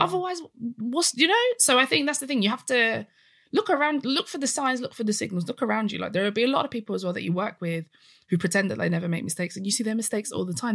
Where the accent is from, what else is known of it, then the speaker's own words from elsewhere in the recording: United Kingdom; I'm British